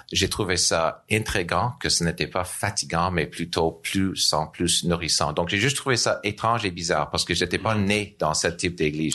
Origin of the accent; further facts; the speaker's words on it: Nova Scotia, Canada; French is a second language; moved away as an adult; now in Montreal, Canada; je suis d'originaire de Nouvelle-Écosse